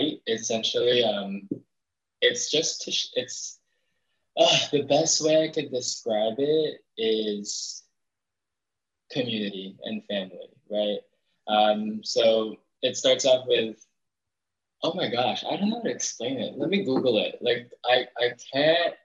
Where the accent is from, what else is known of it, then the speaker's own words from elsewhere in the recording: Toronto, Ontario, Canada; also born or lived in Philippines; I am 25 years old from Toronto, Canada. I was born in the Philippines